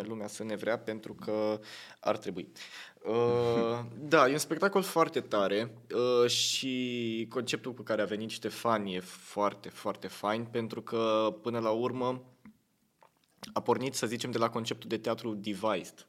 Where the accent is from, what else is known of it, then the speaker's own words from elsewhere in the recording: Tulcea, Tulcea County, Romania; moved away; sunt din Tulcea